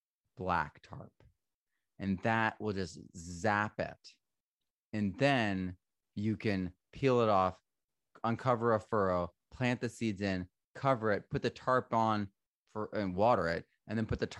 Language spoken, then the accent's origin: English; Vermont, United States; also born or lived in New Hampshire / Connecticut; So I grew up in Vermont, New Hampshire, and Connecticut.